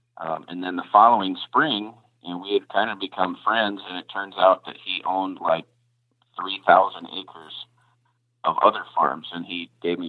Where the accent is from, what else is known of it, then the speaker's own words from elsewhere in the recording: the South, United States; now in Indiana, United States; And I was not coming from the South where I grew up, I was not prepared for that.